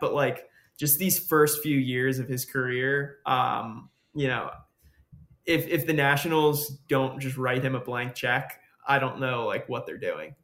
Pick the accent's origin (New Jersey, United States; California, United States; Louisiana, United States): New Jersey, United States; growing up in New Jersey